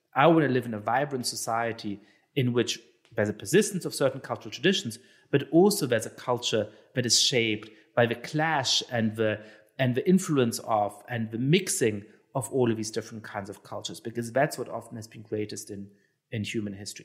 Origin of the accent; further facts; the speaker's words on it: Germany; I'm Jewish and I, I grew up in Germany.